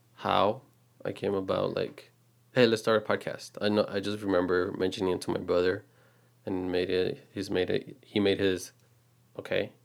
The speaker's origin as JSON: {"language": "English", "region": "Texas", "country": "United States", "tie": "born or raised there", "said": "we're just a regular couple, um, born and raised in Texas"}